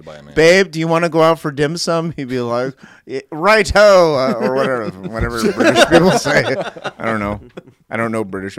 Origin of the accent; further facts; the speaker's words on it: Modesto, California, United States; also born or lived in Manteca, California / Lathrop, California; Modesto, California, where I grew up.